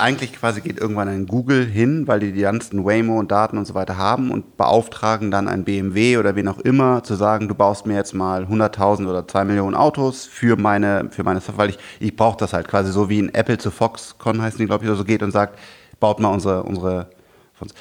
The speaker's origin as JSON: {"language": "German", "country": "Germany", "said": "ich bin auch Deutscher"}